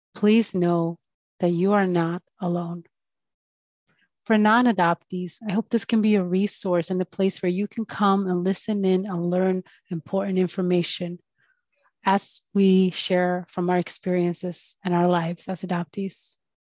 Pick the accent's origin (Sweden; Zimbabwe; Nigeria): Sweden; also born or lived in Colombia; was born in Colombia and I grew up in Sweden